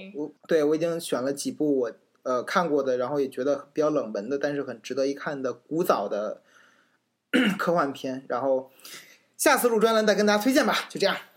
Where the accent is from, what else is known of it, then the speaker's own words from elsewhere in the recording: China; 我身为一个中国人